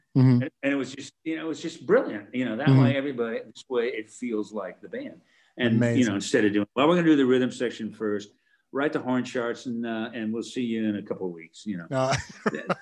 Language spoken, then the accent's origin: English; Oakland, California, United States; also born or lived in Marin County, California; I was born in Oakland, but when I was really kind of doing music, it was in Marin County.